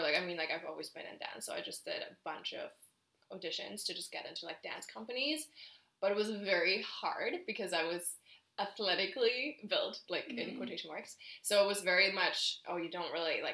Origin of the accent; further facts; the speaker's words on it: Germany; English is a second language; moved away as an adult; now in Canada; I'm originally from Germany, so I moved here almost 9 years ago now